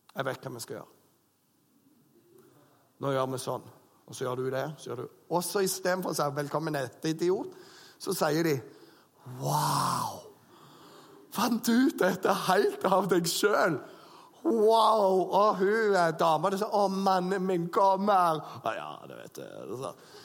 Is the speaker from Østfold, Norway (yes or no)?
no; Bryne, Rogaland, Norway; moved away; gjengen hjemme på Bryne